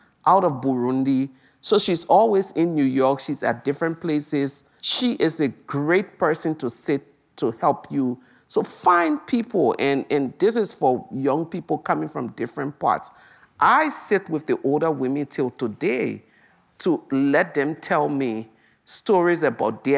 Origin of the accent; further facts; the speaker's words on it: Liberia; our own Liberian story